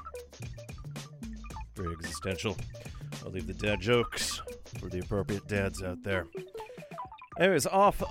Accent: Thunder Bay, Ontario, Canada; now in Vancouver, Canada; my hometown, although back at the time it was known as Port Arthur. It's now known as Thunder Bay

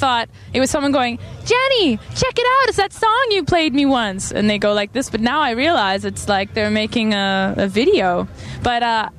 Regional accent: Calgary, Alberta, Canada; I'm from Calgary

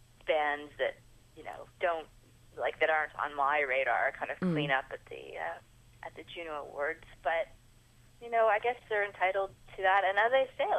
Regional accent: Toronto, Ontario, Canada; moved away as an adult; also born or lived in Kingston / Halifax; now in Vancouver, Canada; I'm from Toronto originally

